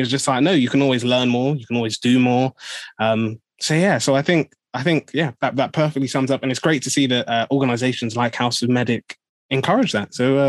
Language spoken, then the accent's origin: English; Nigeria; So how can, you know, I be saying that, you know, as a Nigerian, this is what I'm going through.